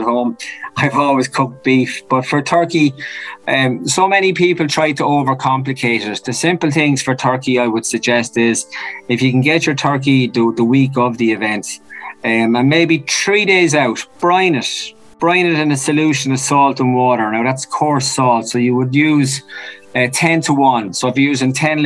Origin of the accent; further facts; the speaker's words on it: Naas, Leinster, Ireland; I'm actually from Nace. Sorry, proud Kildare man.